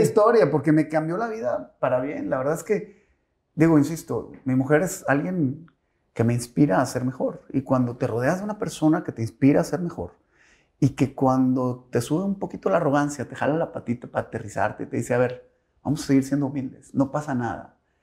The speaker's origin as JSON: {"language": "Spanish", "town": "Monterrey", "region": "Nuevo León", "country": "Mexico", "tie": "born or raised there", "also_born_or_lived": "Mexico City", "said": "yo tenía 5 o 6 añitos y decidió mi papá venirse a vivir a Monterrey"}